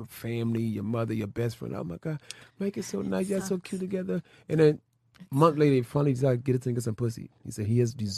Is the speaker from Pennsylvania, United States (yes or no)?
yes; Philadelphia, Pennsylvania, United States; I was raised in Philadelphia